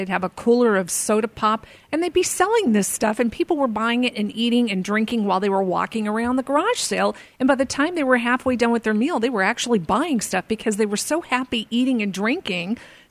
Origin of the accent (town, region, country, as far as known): Arizona, United States; born or raised there